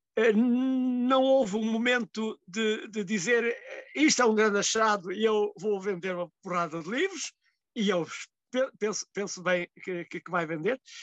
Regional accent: Mértola, Alentejo, Portugal; Mértola, que é uma terra no fundo do fundo do Alentejo, e uh, que é a minha terra natal e que é a terra que escolhi para viver

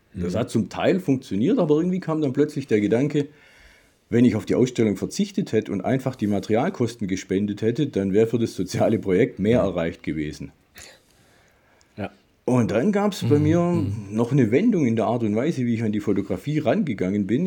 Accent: Swabian Jura, Baden-Württemberg, Germany; Ich komme von der Schwäbischen Alb

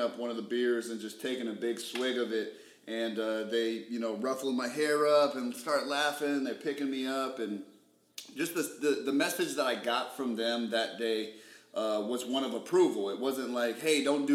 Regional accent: Phoenix, Arizona, United States; I grew up in West Phoenix, the Maryville district

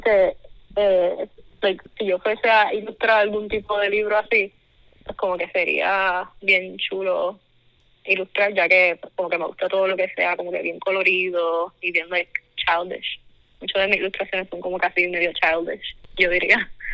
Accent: Caguas, Puerto Rico; also born or lived in Mayagüez; now in Texas, United States; nací en Mayagüez, pero soy de Cagua

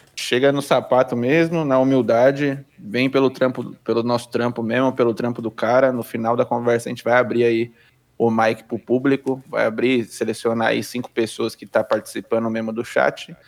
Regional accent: São Bernardo do Campo, São Paulo, Brazil; sou de São Bernardo do Campo, São Paulo

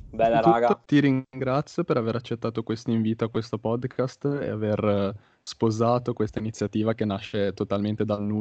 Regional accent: Genoa, Liguria, Italy; io mi trovo per caso a Firenze perché io sono di Genova

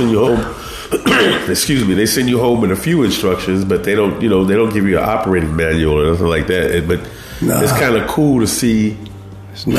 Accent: Cleveland, Ohio, United States; now in Bay Area, United States; I'm a Cleveland native. So I grew up in Cleveland, Ohio

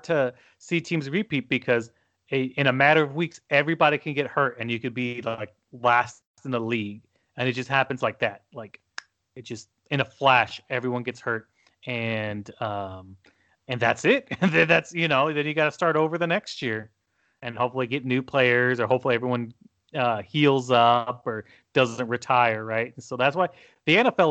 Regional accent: United States; as an American

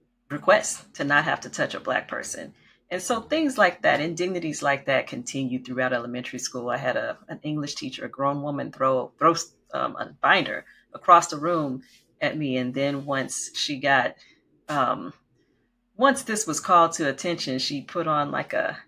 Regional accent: Oakdale, Louisiana, United States; I grew up in the Deep South, we like to say, in Oakdale, Louisiana

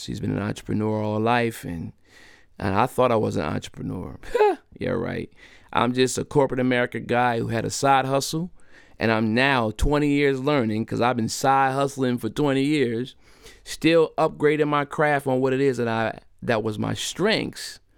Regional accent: Delaware, United States; my home state of Delaware

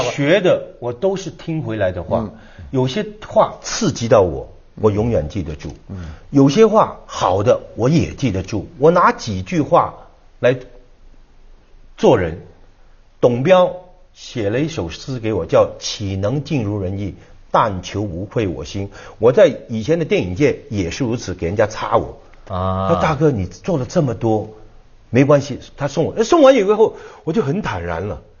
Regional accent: Hong Kong; 我是在香港长大

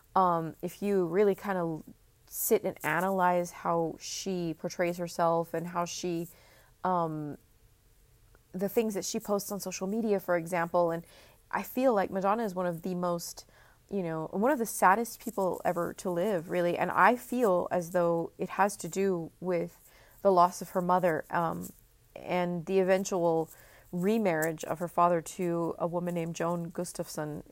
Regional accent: Texas, United States; I'm from Texas, grew up in Texas, and, um, live in Texas right now

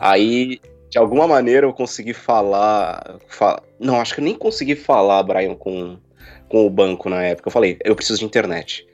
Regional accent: São Paulo, Brazil; moved away as an adult; now in Chile; Eu nasci em São Paulo, capital mesmo. Vivi até os seis anos na, no bairro da Barra Funda. E depois eu fui me esconder no Tremembé

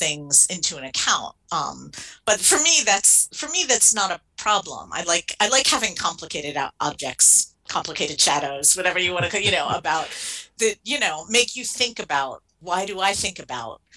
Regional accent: suburbs outside of Philadelphia, Pennsylvania, United States; moved away as an adult; now in England, United Kingdom; I'm from outside the suburbs outside of Philadelphia is where I hail from. Very kind of middle class suburban white girl upbringing.

